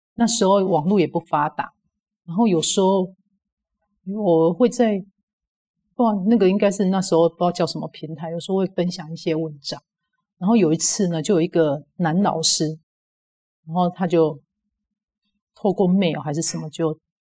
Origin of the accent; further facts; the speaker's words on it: Kaohsiung, Taiwan; 我是高雄，来自于高雄